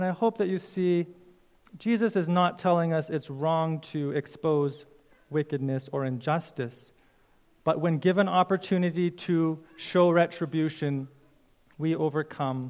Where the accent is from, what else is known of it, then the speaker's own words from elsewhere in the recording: Canada; as a Canadian citizen